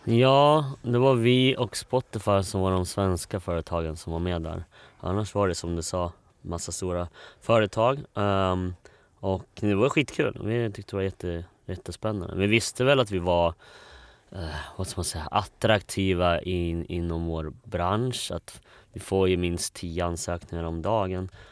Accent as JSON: {"language": "Swedish", "town": "Borlänge", "region": "Dalarna County", "country": "Sweden", "tie": "born or raised there", "moved": "as an adult", "said": "sen kom jag till en familj i, i Bålänge. Uh, eh, så vi var fem barn uh, och vi hade allt från fosterbarn till till eh, massa andra barn. Eh, så det var en ganska stor familj. Eh, och ja, där växte jag upp."}